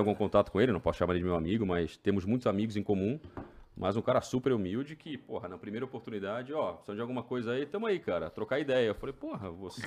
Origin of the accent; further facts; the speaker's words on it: Brazil; moved away as an adult; also born or lived in Maryland, United States; now in Orlando, United States; sou brasileiro